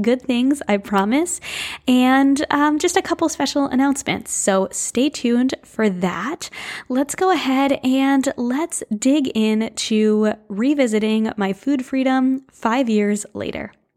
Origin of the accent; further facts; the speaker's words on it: New England, United States; I grew up in New England right on the water